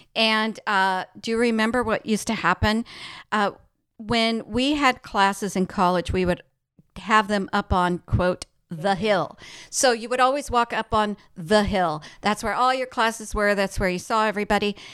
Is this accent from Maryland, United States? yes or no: no; El Paso, Texas, United States; we grew up in El Paso, Texas